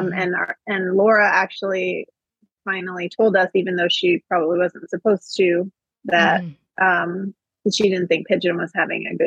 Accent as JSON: {"language": "English", "region": "Ohio", "country": "United States", "tie": "born or raised there", "said": "I grew up in Ohio"}